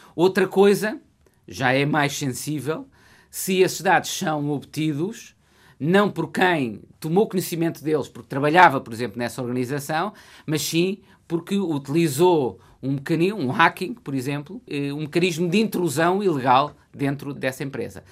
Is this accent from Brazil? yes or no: no; Coimbra, Centro, Portugal; É a cidade onde eu nasci e o centro da região com que eu me identifico